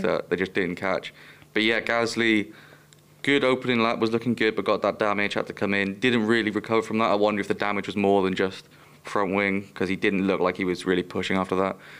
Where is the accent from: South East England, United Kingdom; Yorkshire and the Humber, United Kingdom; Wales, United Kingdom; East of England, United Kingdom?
Wales, United Kingdom; Welsh; I'm Welsh